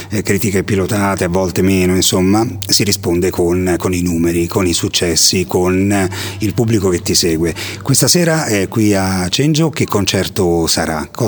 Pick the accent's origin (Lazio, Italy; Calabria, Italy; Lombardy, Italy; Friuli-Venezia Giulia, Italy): Lazio, Italy; Rome; moved away; Anch'io sono romano